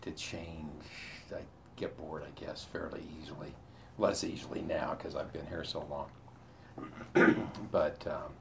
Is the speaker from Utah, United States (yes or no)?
yes; Salt Lake City, Utah, United States; I grew up in Salt Lake